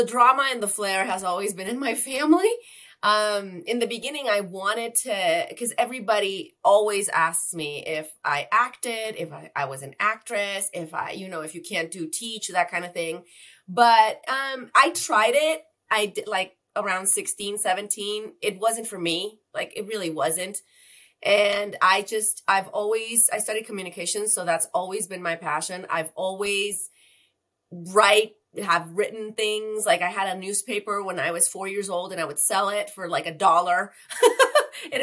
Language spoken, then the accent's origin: English; Tijuana, Baja California, Mexico; I'm from Tijuana